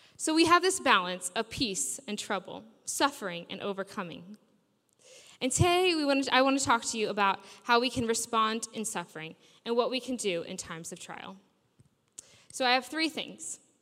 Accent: United States; moved away as an adult; now in Sheffield, United Kingdom; I grew up in America

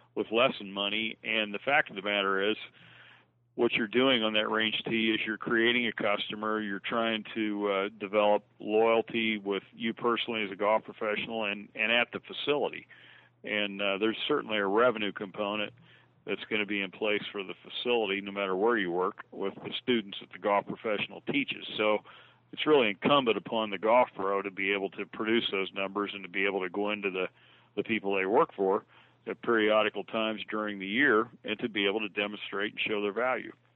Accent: Logansport, Indiana, United States; I got a job working on a par three course in my hometown of Logansport, Indiana

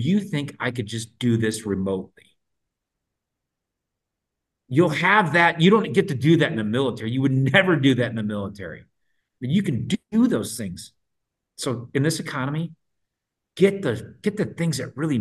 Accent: Minnesota, United States; I'm from Minnesota

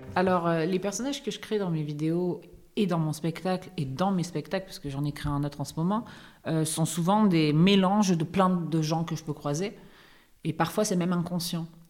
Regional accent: Correns, Provence-Alpes-Côte d'Azur, France; moved away; à Corence, dans mon village natal

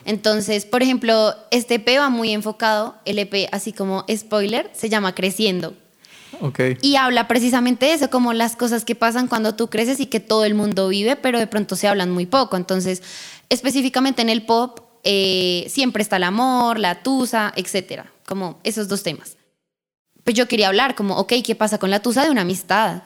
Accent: Bogotá, Colombia; accent: rola; also born or lived in Colorado, United States; Llegué a Colombia ya como a mis cuatro años de edad y me quedé a vivir acá.

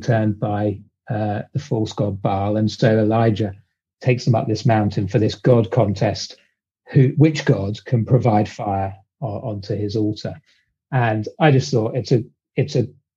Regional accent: United Kingdom; accent: British; also born or lived in London, England; I'm British, as you can probably tell from the accent.

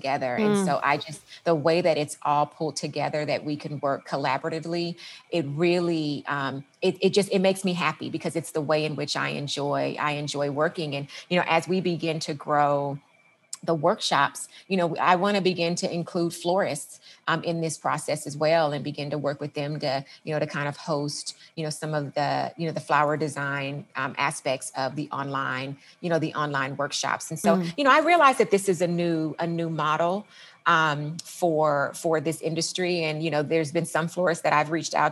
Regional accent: Los Angeles, California, United States; moved away as an adult; also born or lived in San Diego / Washington; I'm from the Los Angeles area, went to school in San Diego

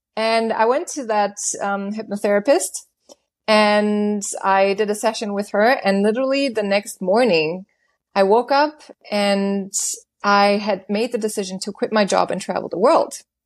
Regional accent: Germany; moved away as an adult; also born or lived in Los Angeles, United States; I was born and raised in Germany in a very, very small town. And when I was nineteen, I decided to go to L A by myself

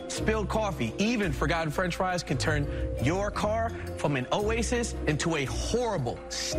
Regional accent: Los Angeles, California, United States; We're two brothers from Los Angeles

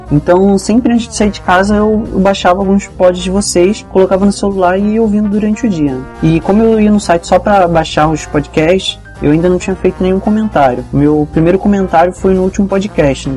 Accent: Nova Iguaçu, Rio de Janeiro, Brazil; moved away as an adult; now in Niterói, Brazil; eu tô morando aqui em Niterói por causa da faculdade, né? mas eu sou de Nova Iguaçu

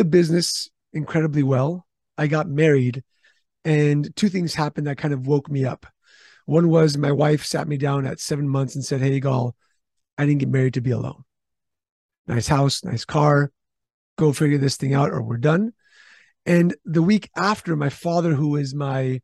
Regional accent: Istanbul, Turkey; also born or lived in California; now in San Diego, United States; I was born in Istanbul, Turkey.

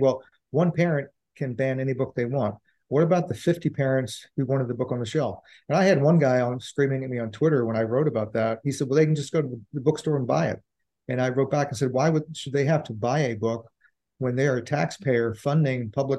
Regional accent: Richmond, Virginia, United States; when I grew up on Austin Avenue in Richmond

